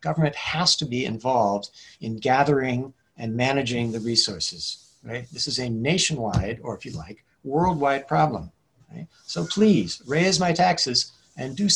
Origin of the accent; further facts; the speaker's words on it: Hillsborough, California, United States; also born or lived in San Mateo, California; I grew up in San Mateo Park and then Hillsboro